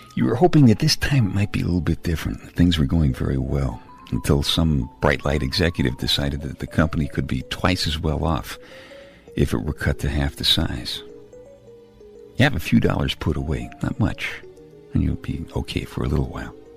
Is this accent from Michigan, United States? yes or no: no; New York City, New York, United States; moved away; Now, I'm from Brooklyn. I grew up in Brooklyn